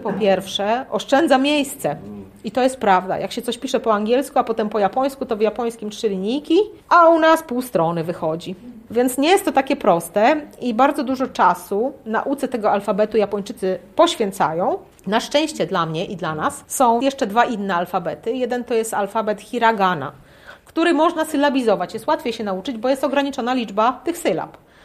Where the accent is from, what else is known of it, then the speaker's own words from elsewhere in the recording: Lublin, Lublin Voivodeship, Poland; moved away as an adult; also born or lived in Japan; Do tej pory mieszkałam z rodzicami w Lublinie